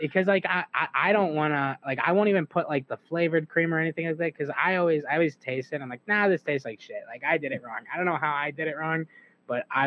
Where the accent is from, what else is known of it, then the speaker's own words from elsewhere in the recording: Indiana, United States; I grew up in Indiana